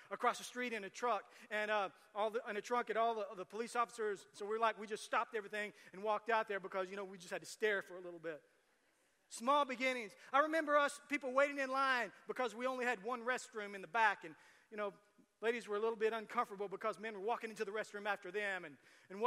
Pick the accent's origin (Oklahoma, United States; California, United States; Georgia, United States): Oklahoma, United States; Tecumseh; also born or lived in Shawnee; I grew up in Tecumseh and then moved to the metropolis, Shawnee